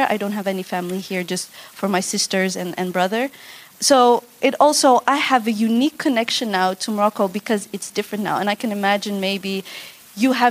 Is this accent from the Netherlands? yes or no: yes; Netherlands; I'm second generation, I was born and raised in the Netherlands.